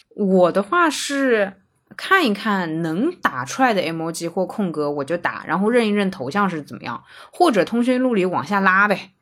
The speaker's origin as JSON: {"language": "Chinese", "country": "China", "said": "我是中国人"}